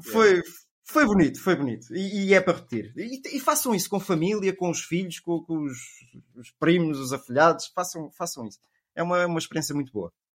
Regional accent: Lisbon, Portugal; sou de Lisboa

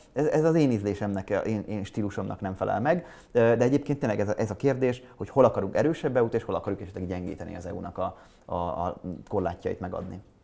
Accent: Hungary; Én európai vagyok, én magyar vagyok, én fradista vagyok, én sváb vagyok

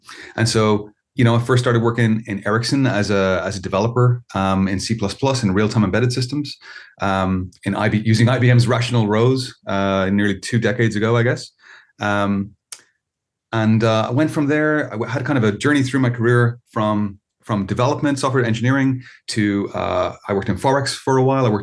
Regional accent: Ireland; I'm an Irish citizen. I live in Ireland

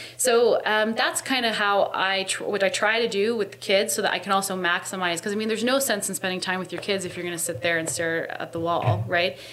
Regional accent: Hamilton, Ontario, Canada; I grew up in East End Hamilton

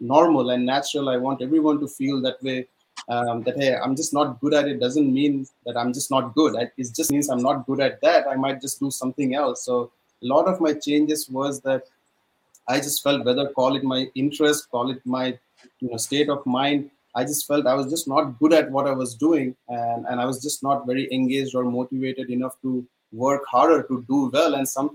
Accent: India; moved away as an adult; growing up in India

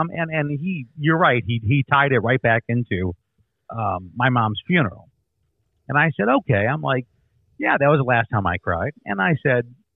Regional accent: Chicago, Illinois, United States; moved away as an adult; now in Hawaii, United States; I hit the road early from what was my hometown of Chicago when I was 22 years old

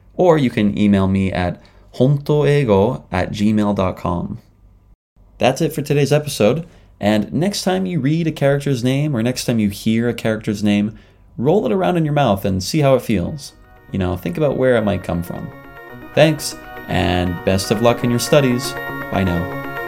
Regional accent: Canada; moved away as an adult; now in Japan; I'm a Canadian living in Japan.

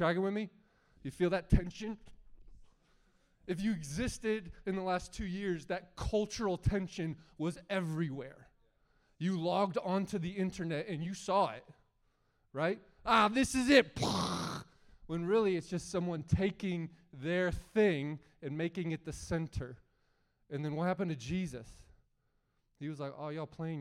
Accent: United States; as an American

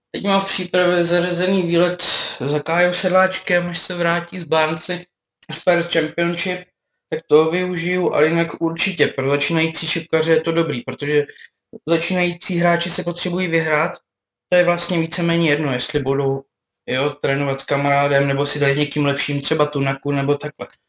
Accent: Brno, South Moravian Region, Czechia; jsem Brňák

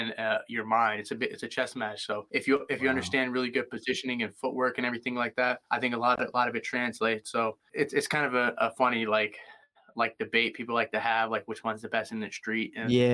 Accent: Philadelphia, Pennsylvania, United States; I grew up in Philadelphia

